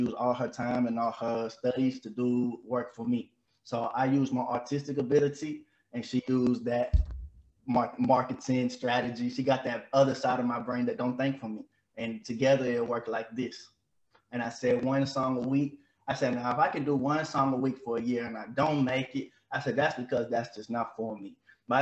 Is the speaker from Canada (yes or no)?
no; Mississippi, United States; moved away as an adult; also born or lived in Memphis, Tennessee; now in Switzerland; I was born in Memphis, but I'm raised in Mississippi